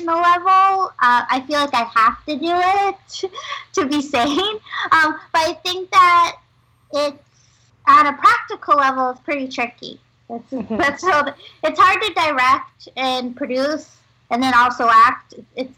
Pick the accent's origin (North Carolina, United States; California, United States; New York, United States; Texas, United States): New York, United States; New York City; I grew up in Manhattan